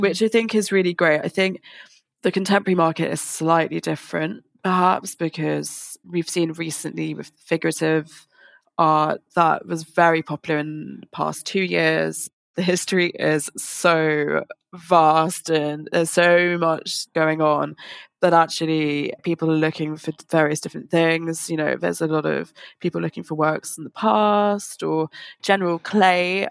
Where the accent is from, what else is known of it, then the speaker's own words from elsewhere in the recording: London, United Kingdom; I'm from London, lived in London my whole life